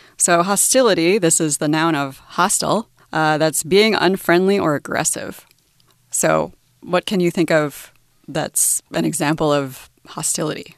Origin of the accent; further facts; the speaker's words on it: United States; now in Taiwan; I'm from the US, so my nationality is American